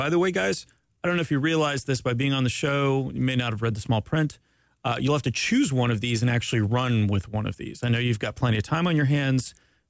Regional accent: Canada; I'm Canadian, by the way.

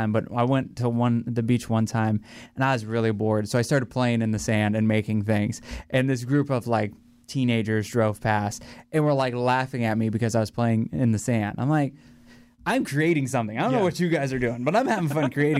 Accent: Northeast Ohio, United States; now in Florida, United States; I did grow up in Ohio

